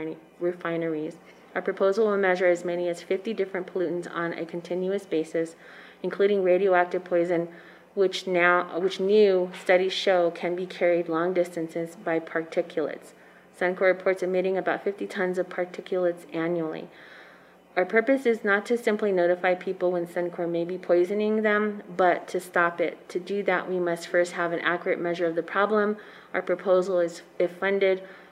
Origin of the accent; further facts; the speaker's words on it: Third Mesa, Arizona, United States; I come from Third Mesa